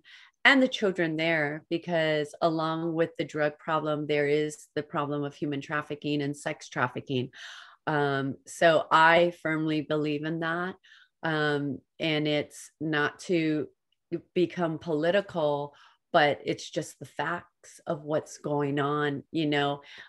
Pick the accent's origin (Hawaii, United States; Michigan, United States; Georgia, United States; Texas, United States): Hawaii, United States; now in California, United States; And a lot of people in our small town know us because we come from Hawaii, and there's four boys